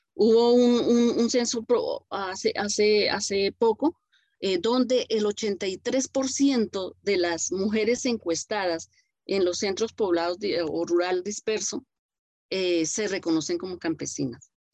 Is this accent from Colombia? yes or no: yes; Colombia